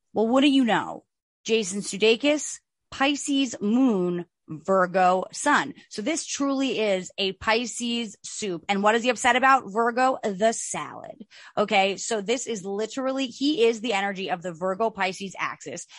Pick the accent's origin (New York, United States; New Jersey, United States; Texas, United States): New Jersey, United States; we are from Jersey